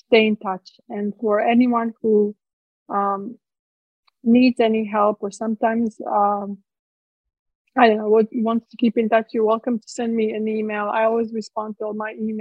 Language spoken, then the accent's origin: English; Split, Split-Dalmatia County, Croatia; English is a second language; moved away as an adult; now in United States; I was born in Split. I grew up in those ruins of the Ecclesian Palace